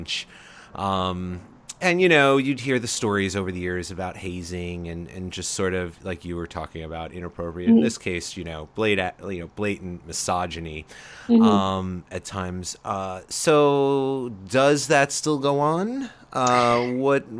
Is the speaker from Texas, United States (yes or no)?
no; Long Island, New York, United States; I grew up on Long Island